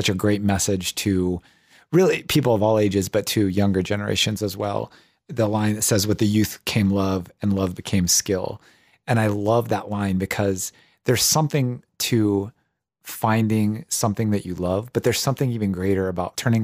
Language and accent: English; Ohio, United States; I grew up on a farm, and like I grew up in Ohio